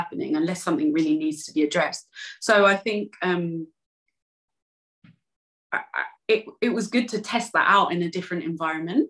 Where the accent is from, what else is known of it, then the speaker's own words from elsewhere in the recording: London, United Kingdom; accent: East End; my East End accent